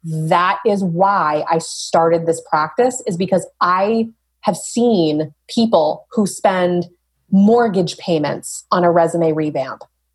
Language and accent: English; Dover, New Hampshire, United States; also born or lived in Portsmouth, New Hampshire; I grew up here. I was born in Portsmouth, grew up in Dover, went to UNH